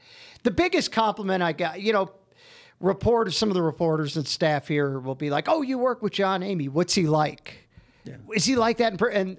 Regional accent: Baton Rouge, Louisiana, United States; also born or lived in Detroit; I was a Detroit kid. And then I moved when I was like, 12 to Louisiana.

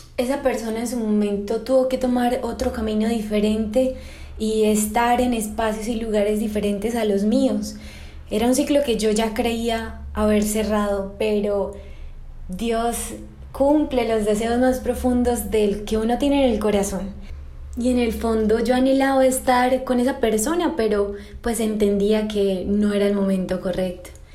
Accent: Colombia; desde mi tierra natal, desde Colombia

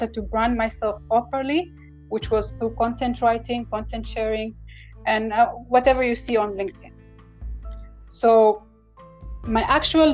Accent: Oman; I'm from the Sultanate of Oman

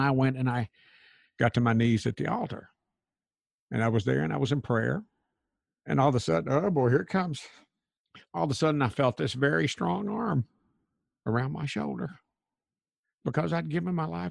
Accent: Crossville, Tennessee, United States; my hometown of Crossville, Tennessee

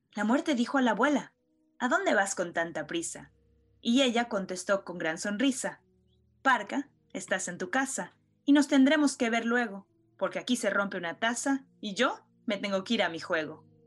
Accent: Mexico; como buenos mexicanos

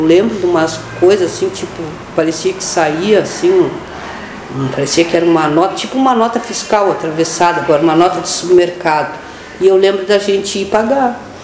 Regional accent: Pelotas, Rio Grande do Sul, Brazil; Eu nasci, eu, eu sou natural de Pelotas, né? Então eu nasci no dia 13 do, de setembro de 1967, tenho 53 anos. Nasci na Beneficência Portuguesa. Eu sou do bairro ali da Baus, né? nasci ali

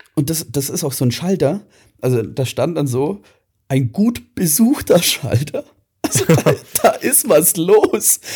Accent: Swabia, Germany; now in Ingolstadt, Germany; ich bin Schwabe

